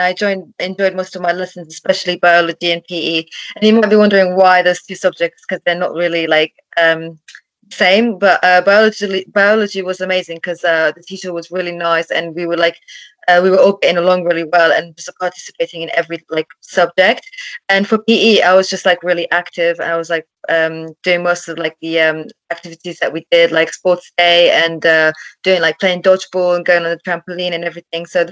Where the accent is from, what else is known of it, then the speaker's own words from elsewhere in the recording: London, United Kingdom; I'm from London.